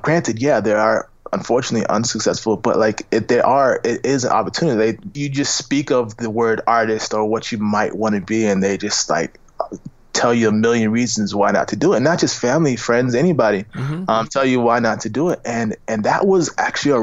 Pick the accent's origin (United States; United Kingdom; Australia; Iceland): United States; Tampa, Florida; now in Los Angeles, United States; I'm from Tampa, Florida, and we're nowhere near